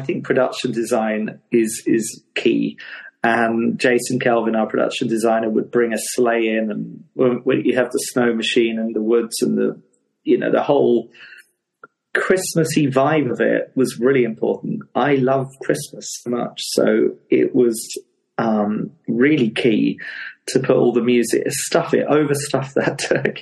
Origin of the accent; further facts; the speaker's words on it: Hastings, South East England, United Kingdom; Hastings, which is my hometown, which is a seaside town in Sussex in England